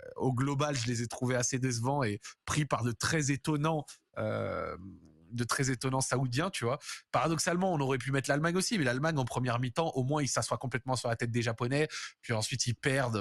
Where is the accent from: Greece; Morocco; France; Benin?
France; en tant que Français